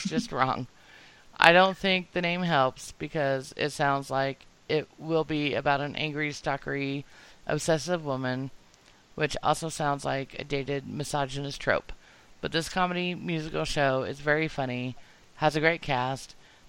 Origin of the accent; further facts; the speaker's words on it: Utah, United States; us growing up in Utah